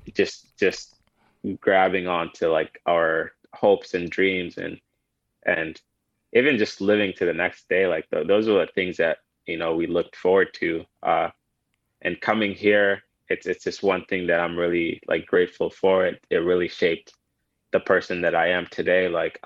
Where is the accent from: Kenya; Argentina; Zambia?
Kenya; also born or lived in Sudan; now in United States; I was born in Sudan, family migrated to Kenya when I was around 4 or 5 years old in a refugee camp